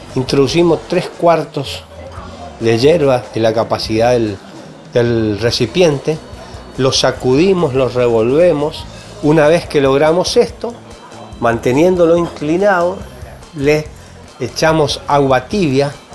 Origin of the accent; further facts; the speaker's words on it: Misiones, Argentina; nosotros los misioneros y en especial quienes trabajamos en el área del turismo